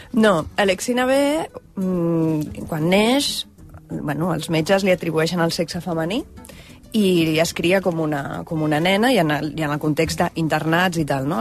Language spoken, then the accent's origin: Catalan; Barcelona, Catalonia, Spain; moved away as an adult; also born or lived in London; sóc de Barcelona, vaig néixer el 1984